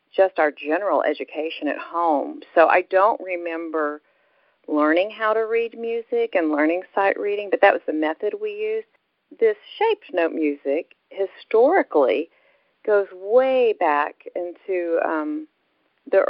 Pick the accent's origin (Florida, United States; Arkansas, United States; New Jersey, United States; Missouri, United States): Arkansas, United States; Dardanelle; also born or lived in Birmingham, Alabama / Russellville, Arkansas; I grew up in the River Valley area in Arkansas. I was born in Birmingham, Alabama, but when I was three, my parents moved to a little town in Arkansas called Dardanelle